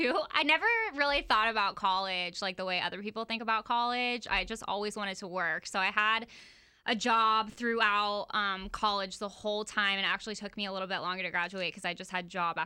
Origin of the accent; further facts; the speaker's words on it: Oviedo, Florida, United States; now in Jacksonville, United States; I'm from Oviedo, and I went to Oviedo High School, and really small town